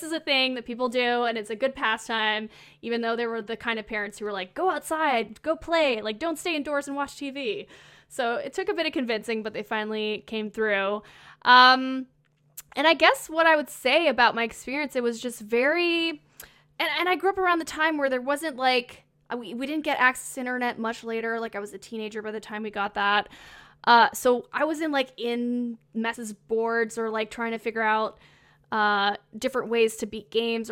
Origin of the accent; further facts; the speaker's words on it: Laurentians, Quebec, Canada; moved away; I grew up in a very small town. It's in the Laurentians part of Quebec